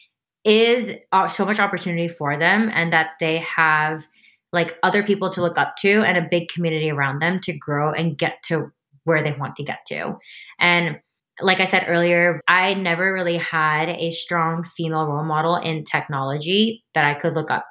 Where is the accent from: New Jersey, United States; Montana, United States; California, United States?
New Jersey, United States; I was born and raised in New Jersey